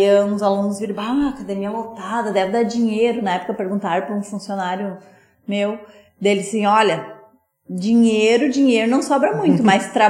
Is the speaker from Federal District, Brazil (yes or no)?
no; Sapiranga, Rio Grande do Sul, Brazil; como eu sou daqui de Sapiranga, eu vim pra cá.